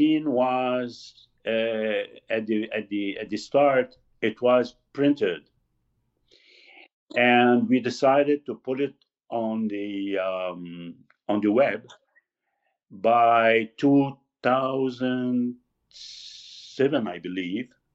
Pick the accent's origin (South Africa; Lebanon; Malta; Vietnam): Lebanon; moved away as an adult; also born or lived in Beirut; now in Quebec, Canada; I am from Lebanon. I'm Lebanese.